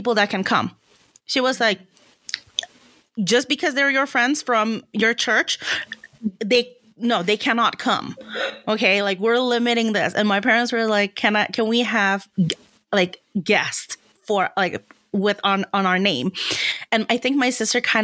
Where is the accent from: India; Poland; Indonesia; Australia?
Indonesia; moved away; I come from a Chinese background and I grew up in Indonesia